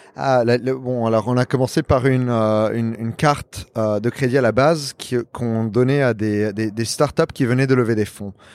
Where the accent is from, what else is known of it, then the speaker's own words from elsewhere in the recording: Lebanon; also born or lived in New York, United States / Paris, France; now in Miami, United States; je suis libanais